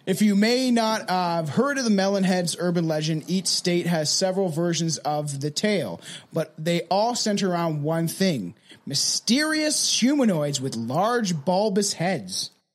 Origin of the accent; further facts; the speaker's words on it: Canada; We are Canadian.